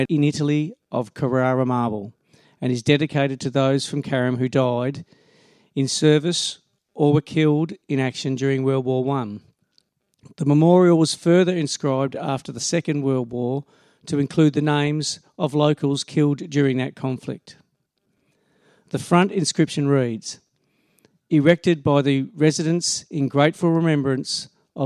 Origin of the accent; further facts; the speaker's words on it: Australia; We are Australian